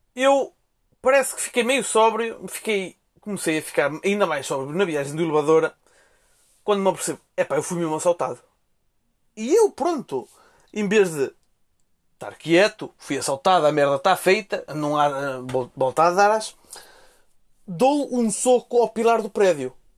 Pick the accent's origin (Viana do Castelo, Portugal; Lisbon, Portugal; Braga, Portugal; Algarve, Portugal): Viana do Castelo, Portugal; Melgaço; eu vim de Belgaço, que ainda não tinha, pronto, ainda estava a acabar o, o último ano lá de secundário